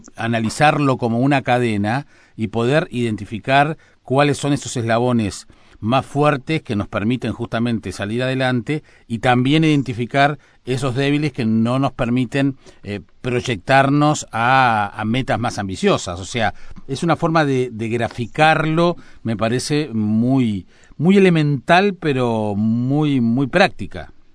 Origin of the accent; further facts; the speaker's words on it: San José de Mayo, San José, Uruguay; moved away as an adult; now in Montevideo, Uruguay; de mi pueblo, de San José